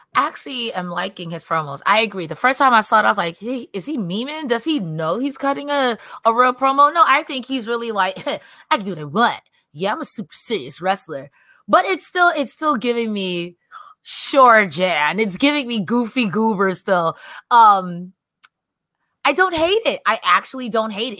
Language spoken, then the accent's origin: English; New York, United States; I'm from New York